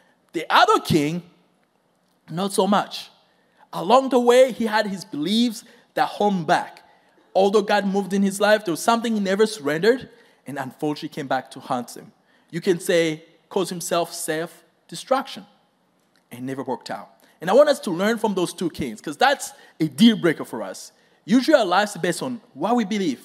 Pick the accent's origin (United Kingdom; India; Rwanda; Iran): Rwanda; moved away; I am from Rwanda. It's a very tiny country and straight in the center of Africa. So that's where I grew up.